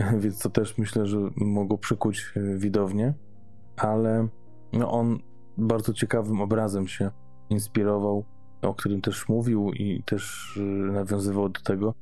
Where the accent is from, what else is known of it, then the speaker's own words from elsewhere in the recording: Gdańsk, Pomeranian Voivodeship, Poland; niedaleko miejsca, gdzie mieszkam, skąd pochodzę w Gdańsku